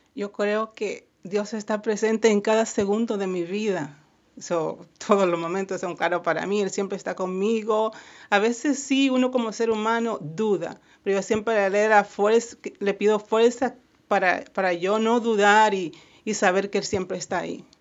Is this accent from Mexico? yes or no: no; Haina, San Cristóbal, Dominican Republic; now in Miami, United States; Yo soy de Jaina, República Dominicana, y sí, siempre extraño mucho